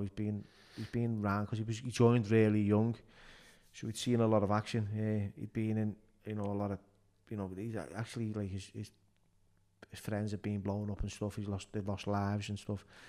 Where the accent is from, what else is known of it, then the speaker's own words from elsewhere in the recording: Liverpool, North West England, United Kingdom; also born or lived in Toxteth, Liverpool; we moved from Speke to the South End in Soccersteth.